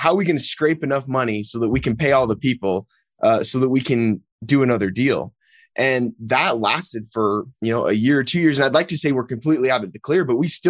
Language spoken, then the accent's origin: English; just outside Salt Lake City, Utah, United States; I was, born and raised just a couple of miles outside of Salt Lake City